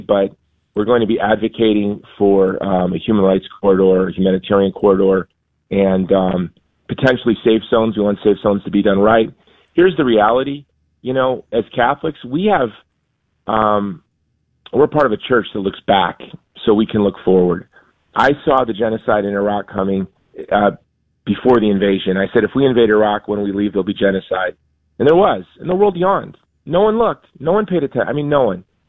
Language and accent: English; Hawaii, United States; now in Texas, United States; I'm from Hawaii, but I live in Texas now.